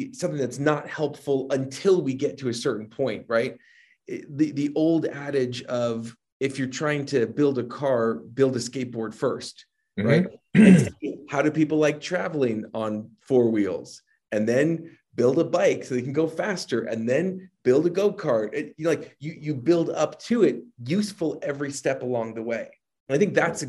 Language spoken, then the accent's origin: English; New Jersey, United States; I'm from Jersey